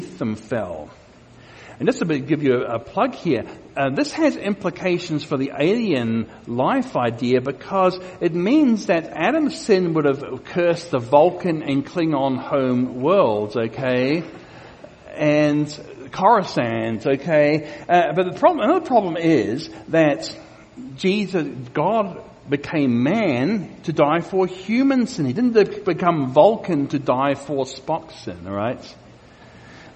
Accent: Australia; my home country of Australia

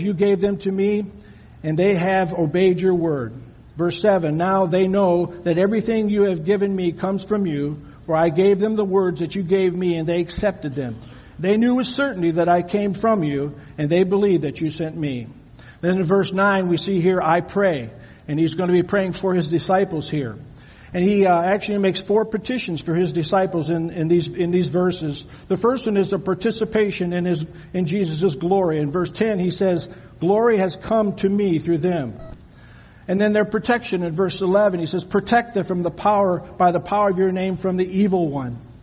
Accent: Michigan, United States; moved away as an adult; also born or lived in Ohio; I'm from Michigan

